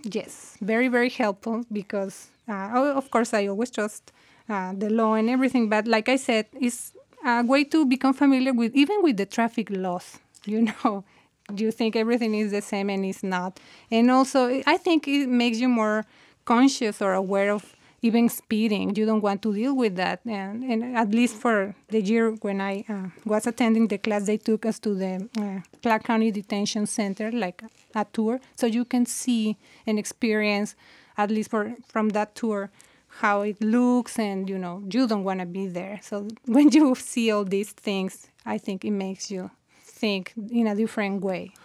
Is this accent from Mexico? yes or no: yes; Mexico; now in United States; I'm from Mexico